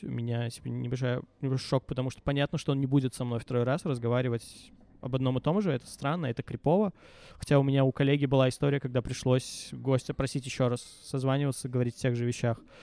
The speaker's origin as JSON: {"language": "Russian", "region": "Minsk", "country": "Belarus", "said": "Мне 18 лет, я минчанин, э, живу с родителями"}